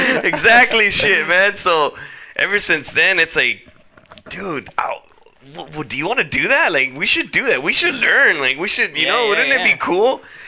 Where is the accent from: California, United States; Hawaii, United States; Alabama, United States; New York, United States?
California, United States; Los Angeles; born and raised in South Central LA.